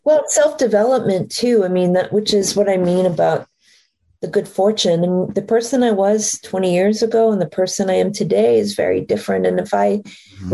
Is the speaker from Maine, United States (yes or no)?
yes; Maine, United States; moved away; I grew up in Maine, up in trees